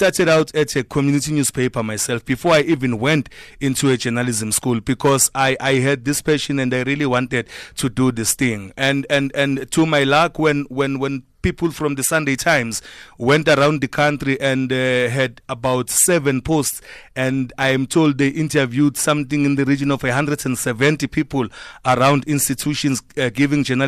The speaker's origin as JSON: {"language": "English", "town": "Durban", "region": "KwaZulu-Natal", "country": "South Africa", "tie": "born or raised there", "said": "I'm proud of my town. I'm from Chester"}